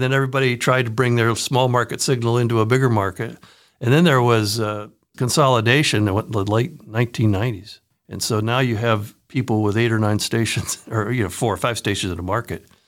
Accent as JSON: {"language": "English", "town": "Newark", "region": "Ohio", "country": "United States", "tie": "born or raised there", "also_born_or_lived": "Cleveland area, Ohio / Madison, Wisconsin", "moved": "as an adult", "said": "I grew up in Newark, Ohio"}